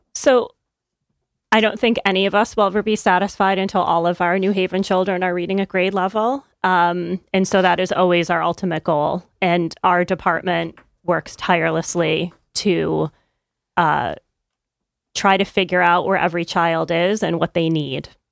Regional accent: upstate New York, United States; now in Connecticut, United States; I'm not from Connecticut. I grew up in upstate New York

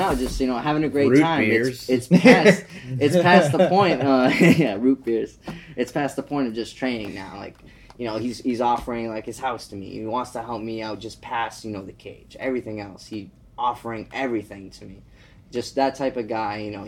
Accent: Massachusetts, United States; I'm from Massachusetts

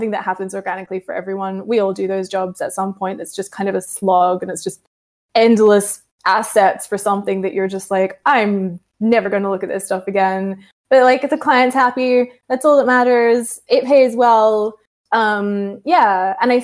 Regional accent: Australia; I'm Australian

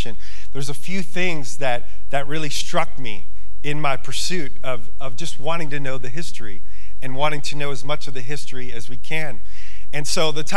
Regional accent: New York, United States; now in Montana, United States; I come from New York

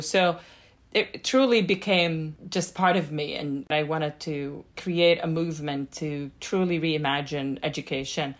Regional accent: Jordan; now in Boston, United States; growing up in Jordan

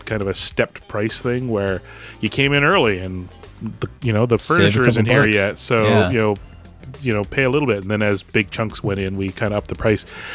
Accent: Canada; as a Canadian

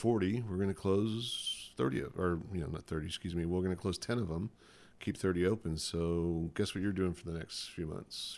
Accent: Texas, United States; now in California, United States; now I'm a hippie in California, apparently, growing up in Texas

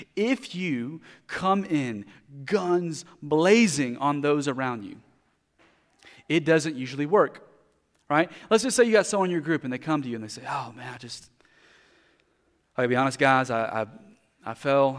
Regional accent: United States; as a American Christians

